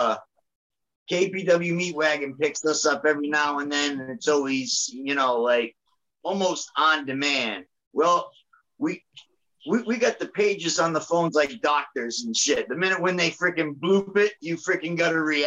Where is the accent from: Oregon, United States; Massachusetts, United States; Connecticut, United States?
Massachusetts, United States; Fall River; I'm all the way from Fall River, Massachusetts. We call it the river.